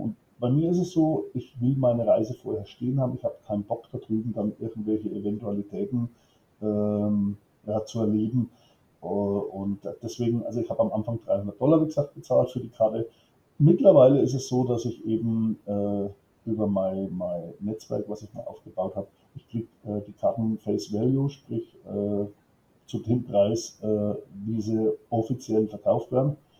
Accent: Franconia, Bavaria, Germany; bin äh, aus Bayern oder wie die anderen sagen würden, aus Franken, ja, da legen wir viele bei uns ein bisschen Wert drauf, äh, sitze in der Nähe von Schweinfurt, um es genau zu sagen, in Coxheim

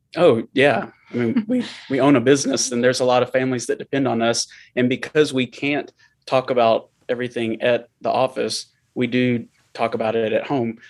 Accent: Murfreesboro, Tennessee, United States; I grew up in Murfreesboro, where we live now

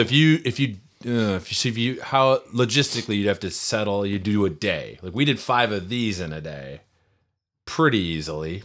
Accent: near Minneapolis, Minnesota, United States; moved away; I grew up near Minneapolis

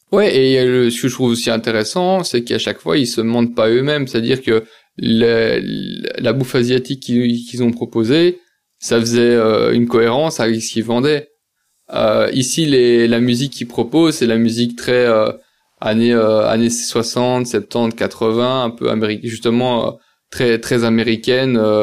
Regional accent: Belgium; je suis belge

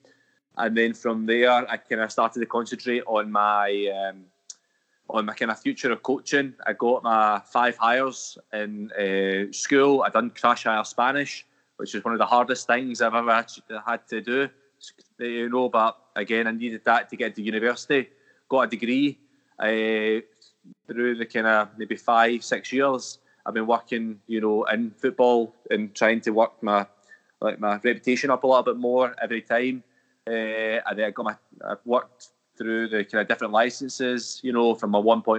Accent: Glasgow, Scotland, United Kingdom; also born or lived in London; I was born in London, but I've lived most of my life in Glasgow

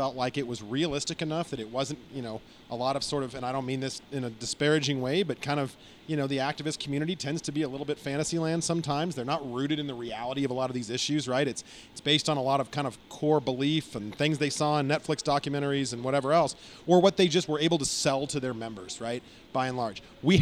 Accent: Arizona, United States; now in Washington, D.C., United States; I'm from Arizona.

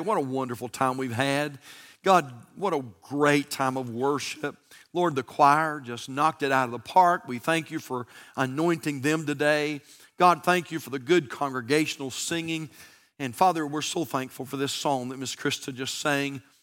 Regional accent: United States; I'm an American.

